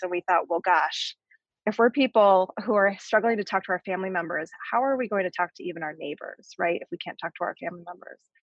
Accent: Barrington, Illinois, United States; moved away as an adult; also born or lived in Chicago; Claire, like myself, grew up in Barrington

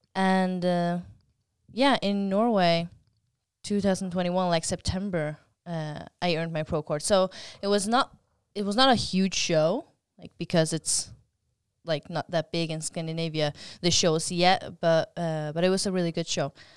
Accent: Faroe Islands; I come from the Faroe Islands

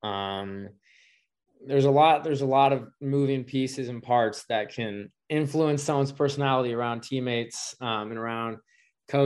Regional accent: Seattle, Washington, United States; I'm from Seattle

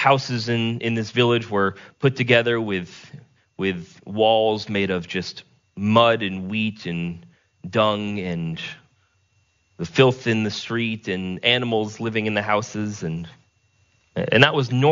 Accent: Vermont, United States; my hometown that I spent most of my time in was a town of about 3,500 people.

